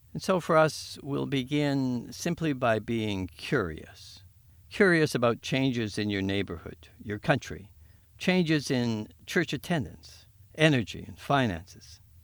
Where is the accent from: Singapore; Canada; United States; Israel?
Canada; Winnipeg, Manitoba; I was born and raised on Treaty One land